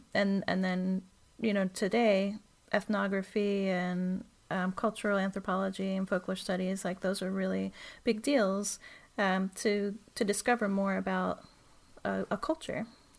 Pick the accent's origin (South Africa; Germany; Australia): Germany; moved away; So I was born in Germany